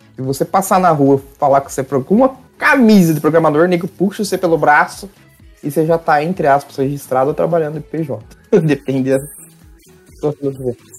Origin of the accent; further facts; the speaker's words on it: Brazil; eu sou brasileiro